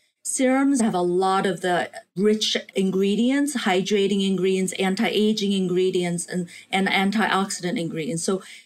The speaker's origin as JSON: {"language": "English", "country": "South Korea", "tie": "born or raised there", "said": "when I was a little girl growing up in Korea, I would do these weekly communal baths with my mother, my grandmother, my sister."}